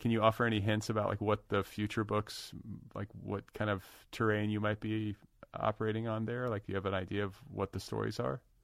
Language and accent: English; United States; also born or lived in Wisconsin / Indiana; now in Los Angeles, United States; I'm from Wisconsin and Indiana.